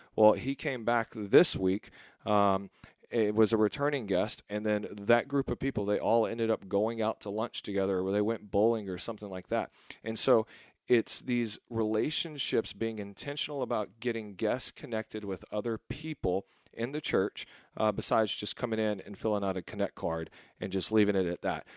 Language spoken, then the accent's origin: English; Texas, United States; I'm from Texas